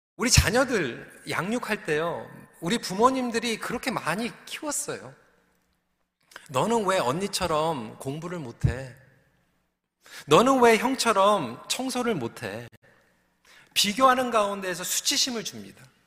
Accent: Seoul, South Korea; moved away; 전 서울에서 자랐는데도

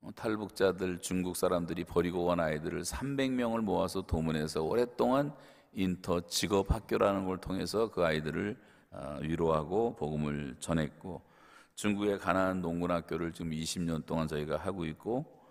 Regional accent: South Korea; 한국 사람들은 작은 땅덩어리에서 자라서 태어나서

